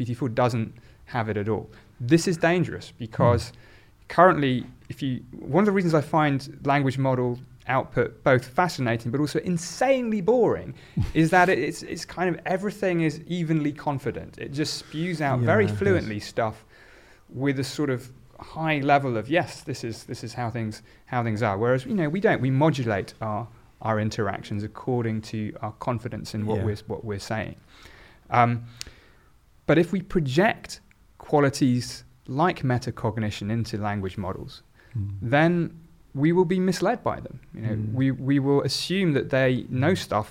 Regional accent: Oxford, South East England, United Kingdom; I was in fact born in Oxford

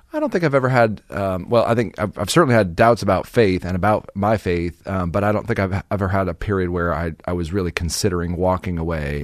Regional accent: Phoenix, Arizona, United States; I was, uh, born and raised in Phoenix, Arizona

